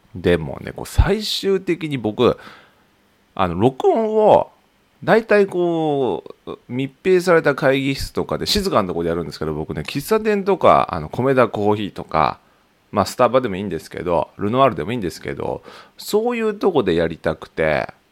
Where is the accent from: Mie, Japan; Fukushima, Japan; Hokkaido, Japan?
Hokkaido, Japan; Tokachi; 地元の十勝